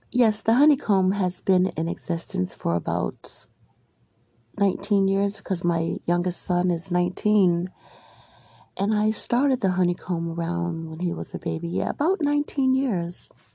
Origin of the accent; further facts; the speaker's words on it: Albany, New York, United States; also born or lived in Maryland; Growing up in Albany, between Albany and Maryland, I remember living in Albany, the Arbor Hill area, and I lived with my grandparents